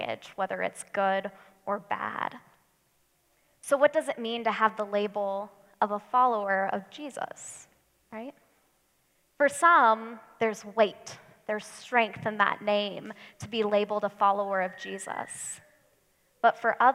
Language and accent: English; United States; us Americans